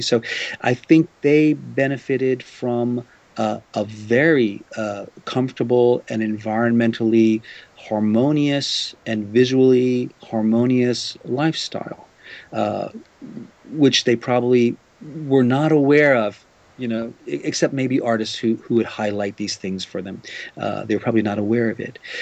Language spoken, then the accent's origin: English; New Orleans, Louisiana, United States; now in Japan; I grew up in New Orleans in the United States